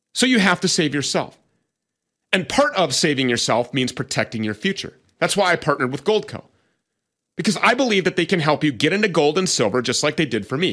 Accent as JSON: {"language": "English", "region": "Minnesota", "country": "United States", "said": "my home state of Minnesota"}